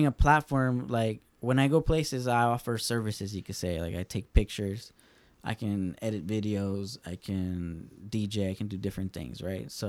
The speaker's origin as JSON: {"language": "English", "town": "Los Angeles", "region": "California", "country": "United States", "also_born_or_lived": "San Francisco", "moved": "as an adult", "said": "we're both from Southeast"}